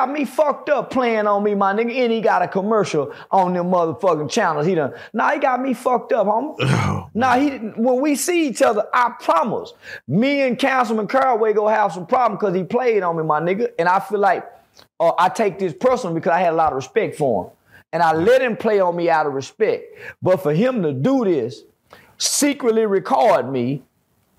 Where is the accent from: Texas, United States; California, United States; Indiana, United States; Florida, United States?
Texas, United States; Fort Worth; I'm from Fort Worth. I do community work in Fort Worth.